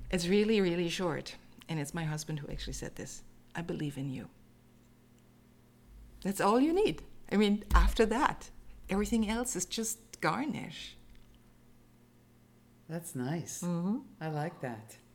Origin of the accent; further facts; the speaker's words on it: Germany; So you remember that I said I'm from Germany, and um, basically every year um, we had six weeks of vacation um, in the summer, and we spent those six weeks on the Danish waterfront.